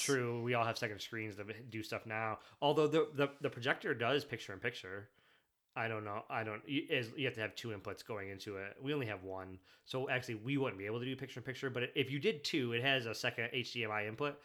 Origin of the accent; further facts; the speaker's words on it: Michigan, United States; also born or lived in Germany; when you grow up in, like, you know, mid, mid, mid-Michigan